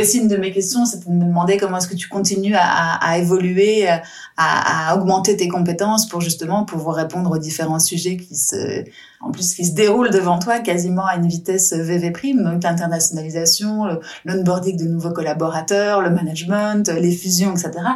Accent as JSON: {"language": "French", "country": "France", "moved": "yes", "said": "je suis française"}